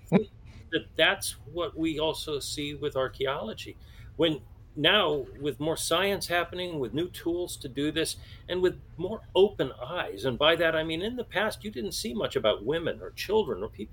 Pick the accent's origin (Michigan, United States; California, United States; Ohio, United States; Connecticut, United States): California, United States; San Francisco Bay Area; growing up in the San Francisco Bay Area